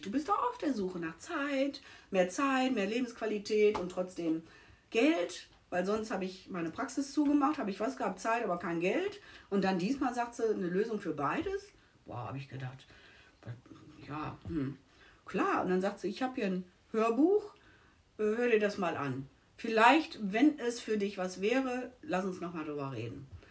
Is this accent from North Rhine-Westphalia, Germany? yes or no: yes; Essen, North Rhine-Westphalia, Germany; moved away as an adult; also born or lived in Mülheim; now in Mallorca, Spain; Aus NRW, gebürtig Essen und äh, nach Mülheim gezogen